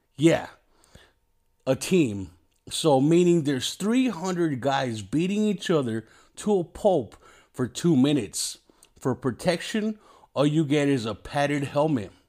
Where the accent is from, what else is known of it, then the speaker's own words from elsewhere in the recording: Mexico; I'm just a fat Mexican